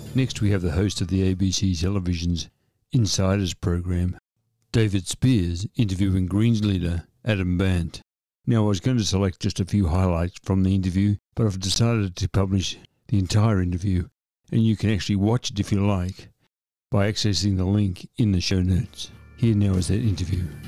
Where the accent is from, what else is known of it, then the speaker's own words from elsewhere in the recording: Shepparton, Victoria, Australia; my hometown of Shepparton